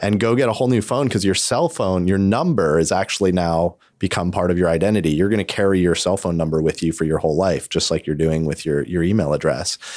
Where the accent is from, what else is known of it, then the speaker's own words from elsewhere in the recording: New York, United States; I'm from New York